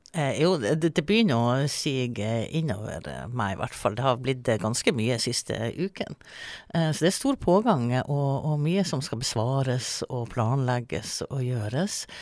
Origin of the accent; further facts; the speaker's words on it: Melbu, Nordland, Norway; now in Svolvær, Norway; jeg kommer fra Melbu. Eh, men jeg flytta jo faktisk til Svolvær i 96